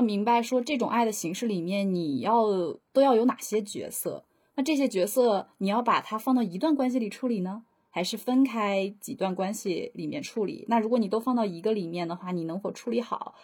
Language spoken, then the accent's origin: Chinese; Northeast China, China; accent: Northeastern (Dongbei) dialect; 我要说东北话了